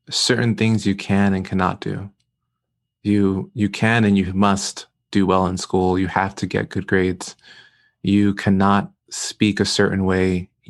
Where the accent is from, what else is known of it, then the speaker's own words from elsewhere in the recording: New York City, New York, United States; I, I grew up in Brooklyn, New York, grew up in East Flatbush pre gentrification.